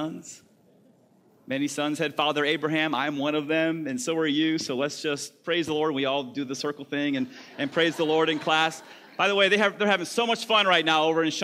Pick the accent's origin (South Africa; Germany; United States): United States; the South; I'm from the South